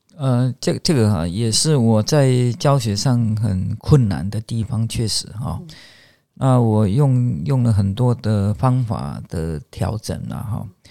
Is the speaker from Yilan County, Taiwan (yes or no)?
no; Chiayi, Taiwan; 我是嘉义人